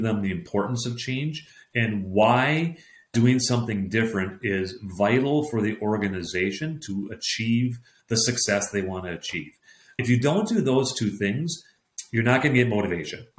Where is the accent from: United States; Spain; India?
United States; Minneapolis, Minnesota; born and raised in Minneapolis, Minnesota